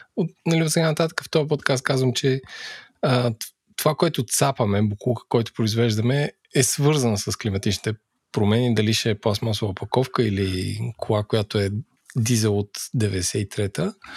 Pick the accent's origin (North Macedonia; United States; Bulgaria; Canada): Bulgaria; ние като българи